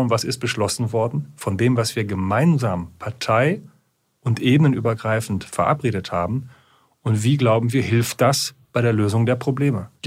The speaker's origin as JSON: {"language": "German", "country": "Germany", "said": "Wir haben in den Niederlanden gesehen, Sie wissen, wo ich herkomme, direkt an der holländischen Grenze. Deswegen gucke ich da sehr genau hin."}